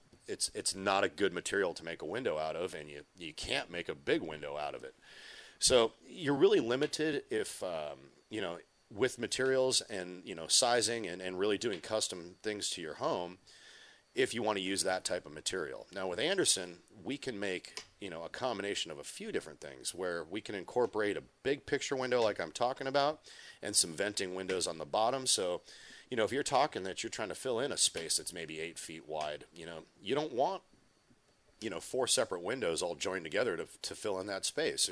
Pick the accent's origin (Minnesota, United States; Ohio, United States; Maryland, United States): Minnesota, United States; my home state of Minnesota